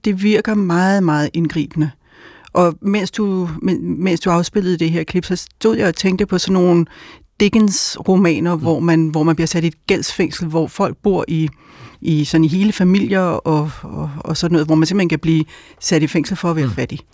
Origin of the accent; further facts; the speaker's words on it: Albertslund, Capital Region of Denmark, Denmark; jeg voksede op i Bækgården i Alberslund